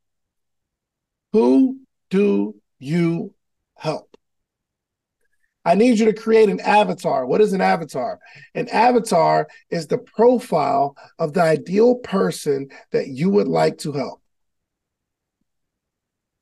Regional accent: New Jersey, United States; I'm from Jersey

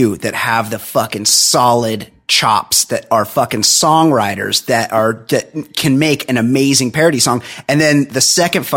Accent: Southern California, United States; I'm from Southern California and we didn't grow up with Stern

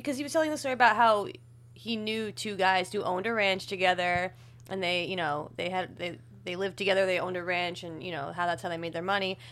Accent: New Jersey, United States; we're from New Jersey

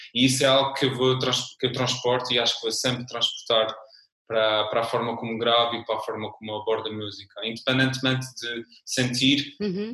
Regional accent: São Miguel, Azores, Portugal; accent: Azorean (São Miguel); now in Lisbon, Portugal; de São Miguel. É um sotaque muito peculiar da minha ilha

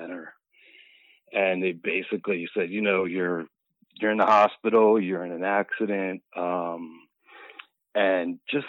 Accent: Philadelphia, Pennsylvania, United States; All 54 years in Philadelphia. Born and raised.

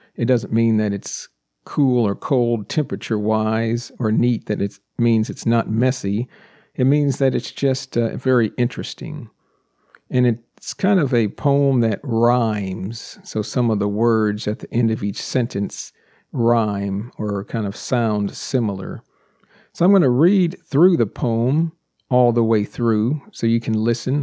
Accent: United States; first language English; I'm a native English speaker born and raised in the United States

